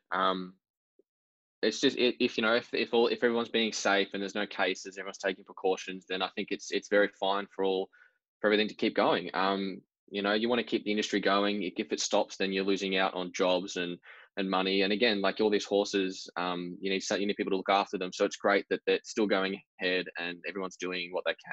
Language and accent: English; Victoria, Australia; how much we have here in Victoria, and you know, growing up here